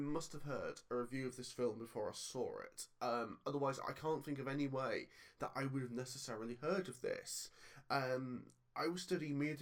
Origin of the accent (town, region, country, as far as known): Cockermouth, North West England, United Kingdom; born or raised there